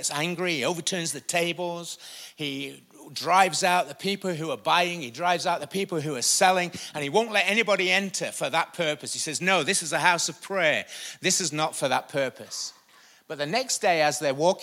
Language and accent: English; United Kingdom; I'm British.